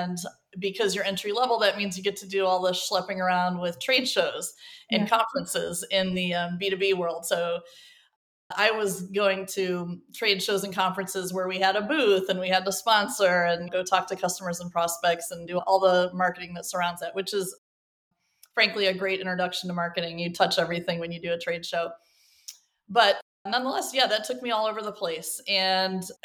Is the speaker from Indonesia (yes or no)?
no; Cleveland, Ohio, United States; moved away as an adult; also born or lived in Columbus; now in New York, United States; I grew up in Cleveland.